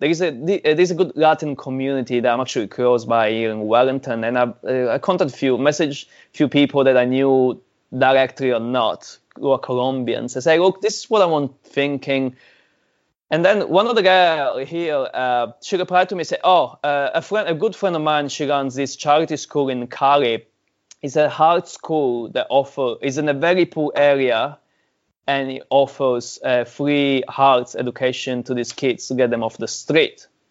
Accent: Sicily, Italy; now in New Zealand; I'm Italian, right? I'm from Sicily, Italian

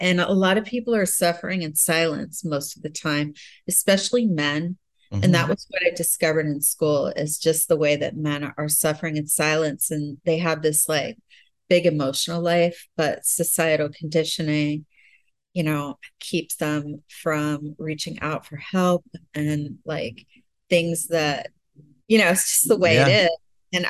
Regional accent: Pennsylvania, United States; also born or lived in Florida / Southern California; In Pennsylvania and Florida. Oh. And I lived in Southern California. So I've moved around a lot.

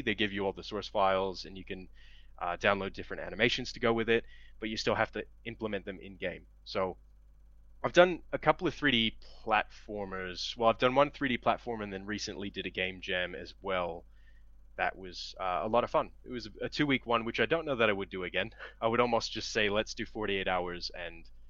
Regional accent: Cleveland, Ohio, United States; moved away as an adult; now in Australia; I'm originally from Cleveland, Ohio, in the U.S.

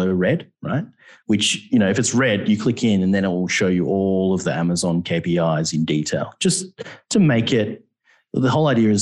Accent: Australia; we're Australian and we all have funny accents.

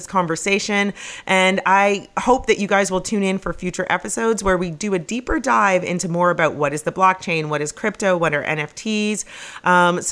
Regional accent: Canada; moved away; I grew up in Canada

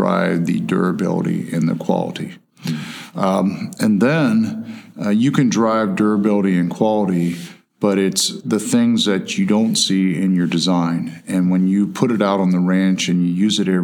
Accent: Ohio, United States; I grew up in Ohio. We had a potato farm

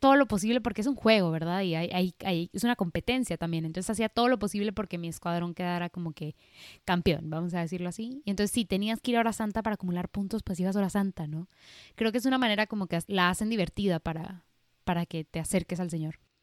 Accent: Monterrey, Nuevo León, Mexico; nací aquí en, en Monterrey, Nuevo León, México, del seno de una familia católica

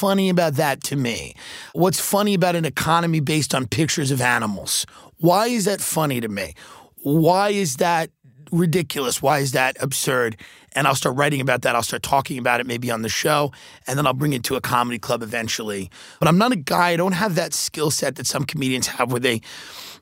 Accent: Long Island, New York, United States; moved away as an adult; now in Los Angeles, United States; a guy that grew up in Long Island, grew up in New York

